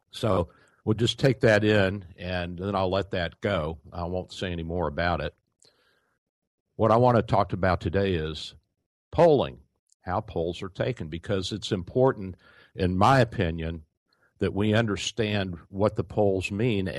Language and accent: English; Louisville, Kentucky, United States; I grew up in Louisville, Kentucky, where the Courier Journal was